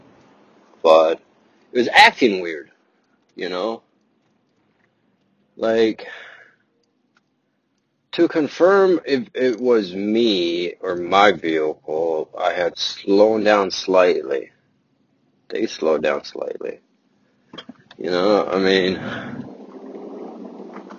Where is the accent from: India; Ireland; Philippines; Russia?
Russia; I was born in Russia